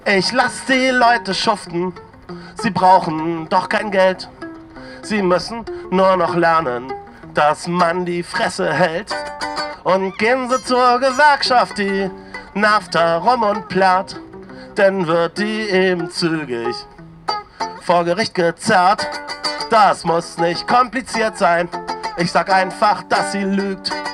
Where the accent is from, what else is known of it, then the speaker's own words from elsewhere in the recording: East Germany, Germany; als Ossi